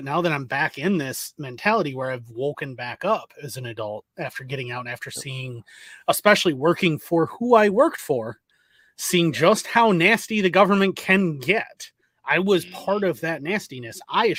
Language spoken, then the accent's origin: English; Ireland; I was raised by a Gen X guy who may or may not have been rather political during the Troubles, and I was raised in Ireland.